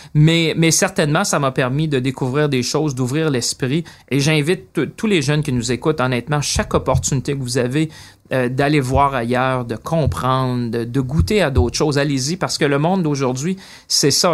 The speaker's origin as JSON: {"language": "French", "town": "Shawinigan", "region": "Quebec", "country": "Canada", "tie": "born or raised there", "also_born_or_lived": "Paris / London", "moved": "as an adult", "said": "je viens de Shawinigan"}